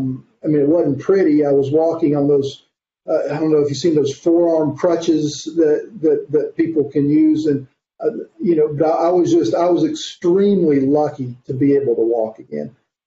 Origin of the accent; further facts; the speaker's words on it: North Carolina, United States; also born or lived in East Tennessee; now in Alabama, United States; No, I'm not. And I grew up primarily in North Carolina, but we moved a lot when I was a kid. I still call East Tennessee primarily my home